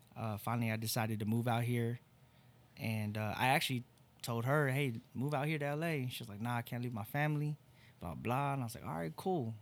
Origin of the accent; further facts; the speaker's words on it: Torrance, California, United States; moved away as an adult; now in Oklahoma, United States; I really am from L A. I'm from Torrance, California